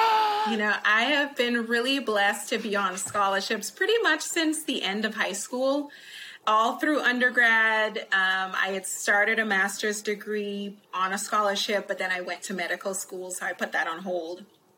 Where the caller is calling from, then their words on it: College Station, Texas, United States; Right now, College Station, Texas.